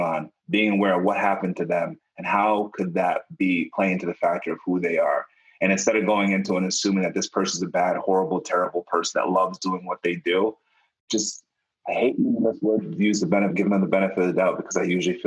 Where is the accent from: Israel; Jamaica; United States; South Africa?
Jamaica; I'm Jamaican